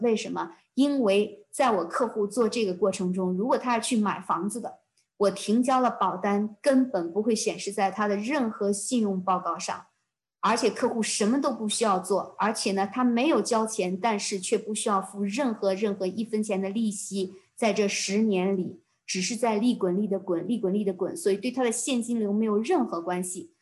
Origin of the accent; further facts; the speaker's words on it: China; moved away as an adult; now in Canada; 对于我们中国人来讲